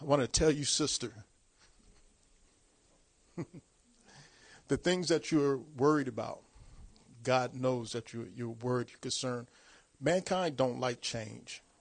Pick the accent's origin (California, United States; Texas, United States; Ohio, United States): California, United States; Long Beach; moved away as an adult; I was born and raised in Long Beach, California.